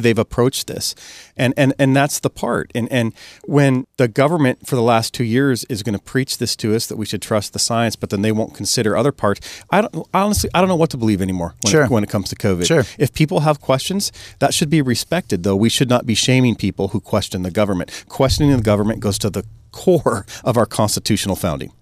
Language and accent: English; Snohomish County, Washington, United States; I'm born and raised in Snohomish County